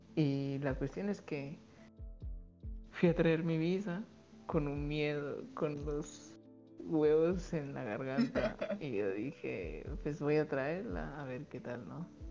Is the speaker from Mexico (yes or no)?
no; Guatemala; moved away as an adult; also born or lived in Russia; cuando cumplí mis 18 años fue que yo salí por primera vez de Guatemala a vivir solo